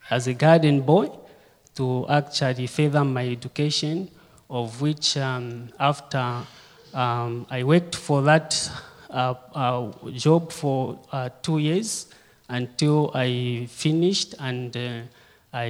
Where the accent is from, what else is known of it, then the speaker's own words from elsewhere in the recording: Kitwe, Copperbelt Province, Zambia; I was born and brought up in Kitwe. Kitwe is just a city on the Copper Belt.